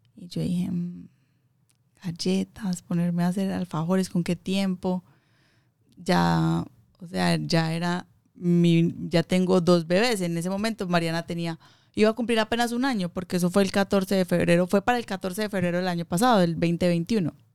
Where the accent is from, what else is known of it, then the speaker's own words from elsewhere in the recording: Medellín, Antioquia, Colombia; moved away; yo soy de Colombia, de Medellín